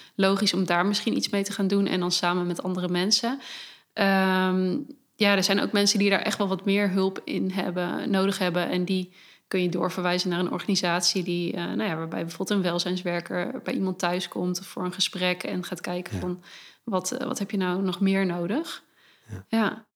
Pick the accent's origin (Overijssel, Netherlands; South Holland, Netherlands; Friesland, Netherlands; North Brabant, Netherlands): Overijssel, Netherlands; Hasselt; now in Zwolle, Netherlands; ik kom uit Hasselt, een ah, klein plekje hier in de buurt.